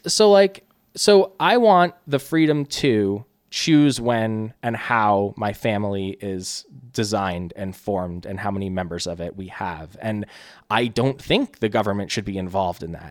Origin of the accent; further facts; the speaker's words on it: New Jersey, United States; also born or lived in Brooklyn, New York; grew up in Jersey.